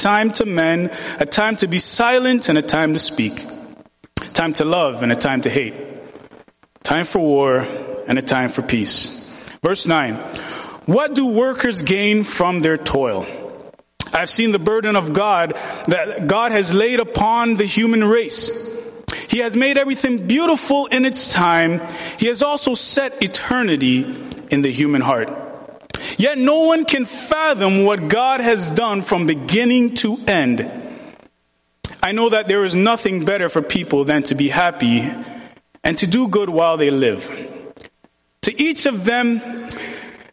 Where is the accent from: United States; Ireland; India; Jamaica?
Jamaica; moved away; I'm from Jamaica.